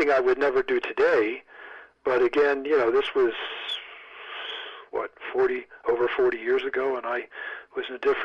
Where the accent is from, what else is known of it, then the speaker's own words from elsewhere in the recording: United States; I'm an American.